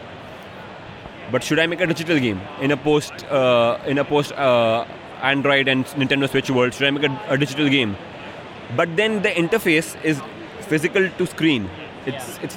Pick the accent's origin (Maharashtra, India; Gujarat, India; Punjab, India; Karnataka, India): Maharashtra, India; Mumbai; I'm from Bombay in India